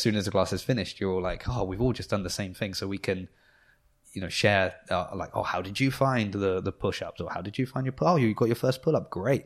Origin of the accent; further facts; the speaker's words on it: New Forest, South East England, United Kingdom; I'm from the New Forest